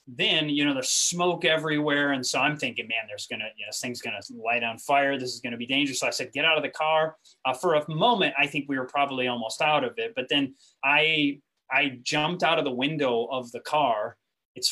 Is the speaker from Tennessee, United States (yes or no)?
no; Grand Rapids, Michigan, United States; moved away as an adult; I came from Grand Rapids, Michigan. I was raised in what's called the Christian Reformed Church. All of my education from high school till college was in the Christian Reformed Church